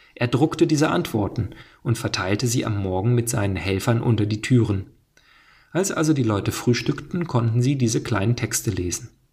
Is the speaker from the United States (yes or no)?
yes; United States; ich bin Amerikaner, ich bin offensichtlich kein Deutscher